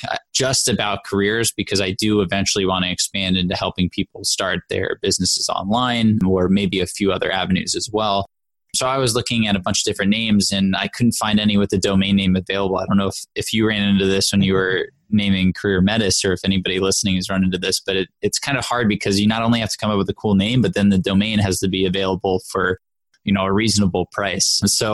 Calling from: New York City, New York, United States; So I'm in New York City, the Big Apple.

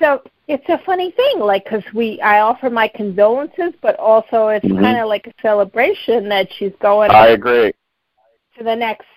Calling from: Boston suburbs, Massachusetts, United States; calling from the Boston suburbs.

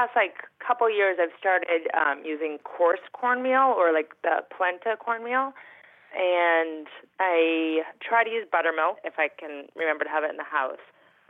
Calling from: Boston, Massachusetts, United States

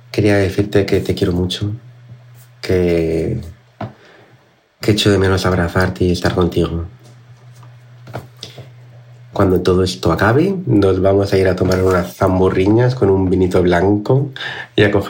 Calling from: Canary Islands, Spain; Hola Cristina … de Tenerife

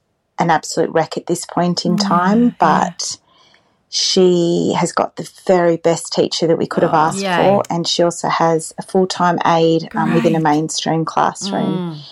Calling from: New South Wales, Australia; I'm calling in from New South Wales.

